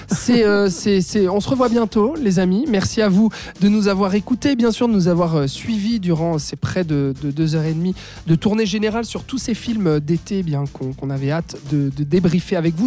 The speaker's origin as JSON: {"language": "French", "country": "Switzerland", "said": "chez nous en Suisse"}